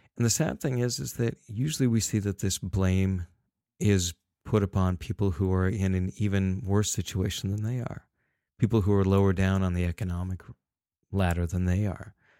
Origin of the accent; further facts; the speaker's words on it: Salt Lake City, Utah, United States; I was born in Salt Lake City